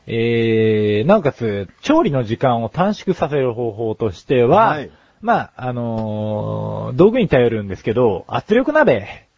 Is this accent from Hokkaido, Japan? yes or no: no; Yokohama, Kanagawa, Japan; 浜っ子同士だ